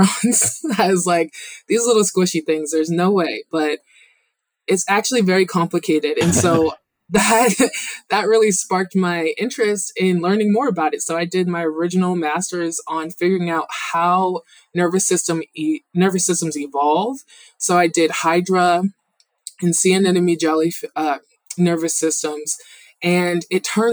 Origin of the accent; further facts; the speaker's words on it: Mansfield, Massachusetts, United States; I'm from Mansfield, Massachusetts